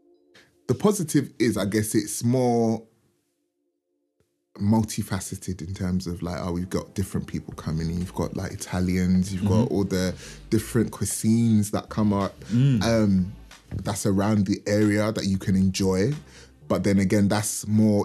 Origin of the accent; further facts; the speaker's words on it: London, United Kingdom; Born and raised in Brixton.